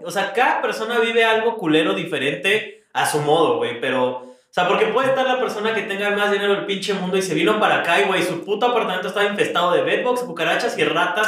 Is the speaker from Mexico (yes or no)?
yes; Mexico; moved away; pues mexicano